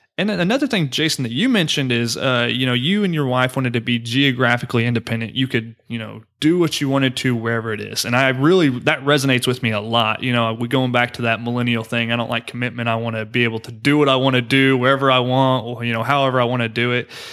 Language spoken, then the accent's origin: English; Oklahoma, United States; now in Houston, United States; I am from Oklahoma, like I mentioned earlier in the show, and that's where my family is